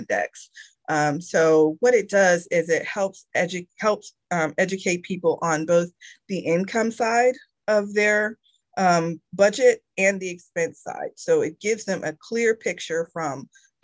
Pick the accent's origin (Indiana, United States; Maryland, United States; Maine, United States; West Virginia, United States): Indiana, United States; moved away as an adult; now in Georgia, United States; I was born and raised in Indiana